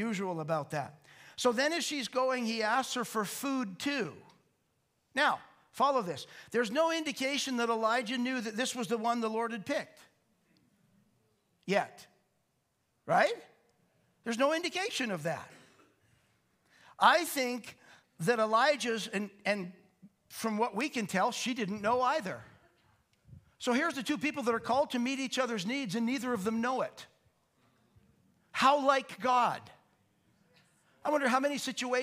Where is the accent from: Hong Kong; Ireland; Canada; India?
Canada